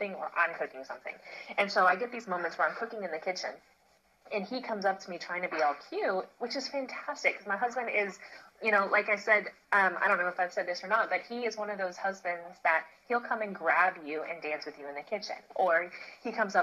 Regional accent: the South, United States; growing up in the Christian church, it is communicated, especially in the South

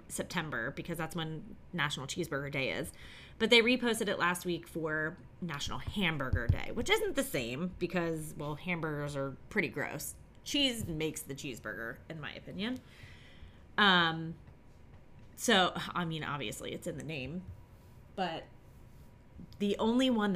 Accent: Finneytown, Ohio, United States; growing up in Finneytown

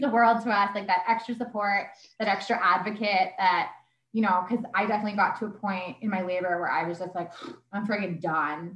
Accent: Sherwood Park, Alberta, Canada; moved away as an adult; also born or lived in Vancouver; I was raised in Sherwood Park

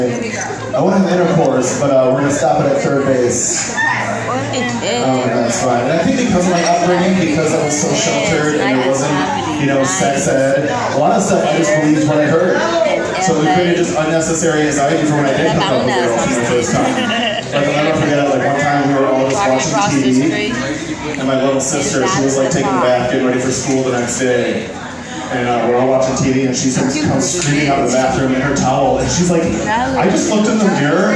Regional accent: Midwest, United States; I grew up in a pretty like strict Christian household in the Midwest

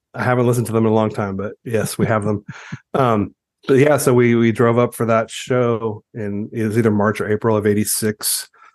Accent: Ontario, California, United States; also born or lived in Rowland Heights, California / Walnut, California / Costa Mesa, California; I was growing up in Ontario

